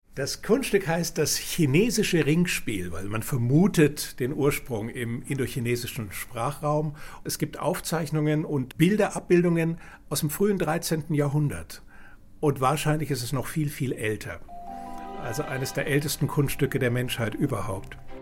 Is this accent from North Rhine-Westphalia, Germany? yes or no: no; Nuremberg, Bavaria, Germany; ich bin geboren in Nürnberg und bin Zauberkünstler